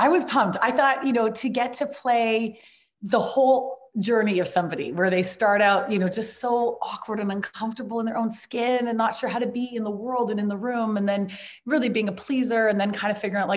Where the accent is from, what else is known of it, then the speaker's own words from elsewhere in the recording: Vancouver, British Columbia, Canada; I was up in my hometown of Vancouver